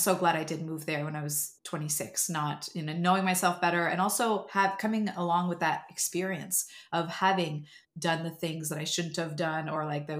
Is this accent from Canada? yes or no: yes; Montreal, Quebec, Canada; moved away as an adult; now in Los Angeles, United States; I was actually still in Montreal. I think I must have been 21 or 22 years old when I auditioned for her for the first time